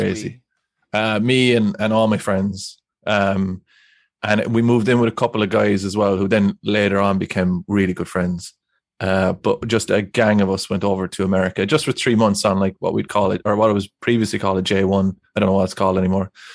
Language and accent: English; Ireland